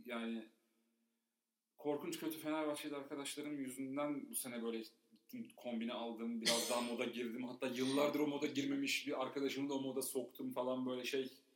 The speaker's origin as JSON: {"language": "Turkish", "region": "Istanbul", "country": "Turkey", "tie": "born or raised there", "said": "İstanbul'da büyüdük."}